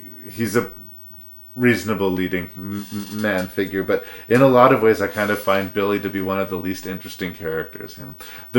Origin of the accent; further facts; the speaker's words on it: the Prairies, Canada; I am a Canadian person and I've suffered a lot of winters